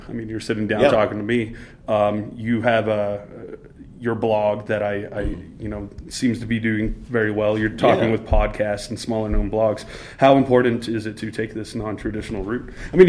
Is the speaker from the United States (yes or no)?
yes; Shreveport, Louisiana, United States; I grew up in Shreveport, Louisiana.